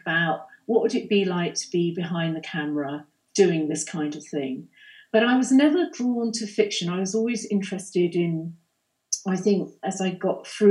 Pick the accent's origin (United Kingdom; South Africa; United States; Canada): United Kingdom; London; moved away as an adult; I'm not a native. I grew up in London